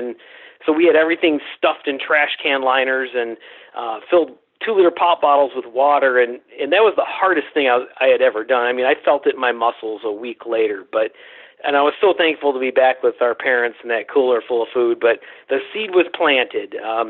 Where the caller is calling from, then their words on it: Cincinnati, Ohio, United States; I'm calling you from Cincinnati, Ohio.